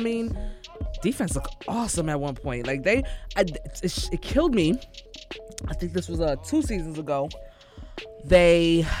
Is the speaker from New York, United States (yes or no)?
yes; New York, United States; being a New Yorker